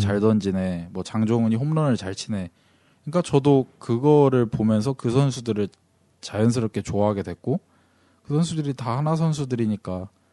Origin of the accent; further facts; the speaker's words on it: Cheongju, North Chungcheong, South Korea; 저기 청주가 고향입니다.